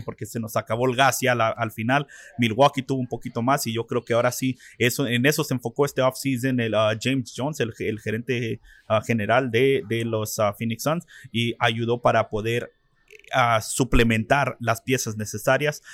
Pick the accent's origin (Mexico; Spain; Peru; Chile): Mexico; now in Arizona, United States; en nuestro país de México